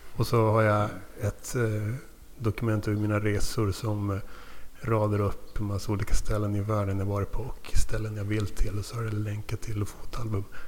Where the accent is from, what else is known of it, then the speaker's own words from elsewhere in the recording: Luleå, Norrbotten County, Sweden; moved away as an adult; also born or lived in Tumba, Stockholm; Född i Tumba i Stockholmsrådet men flyttade till Luleå när jag var tre. Sen flyttade därifrån 99 när jag var 19. Men uppväxt mm, i Luleå